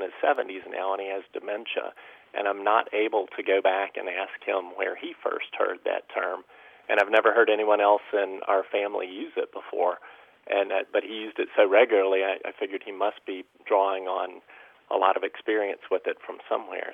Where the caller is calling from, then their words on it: Tallahassee, Florida, United States; I'm calling from Tallahassee, Florida.